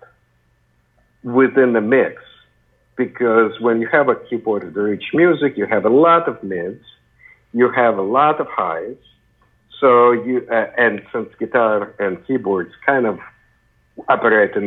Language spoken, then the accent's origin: English; Ukraine; moved away; I come from the Soviet Union, actually Ukraine, not Russia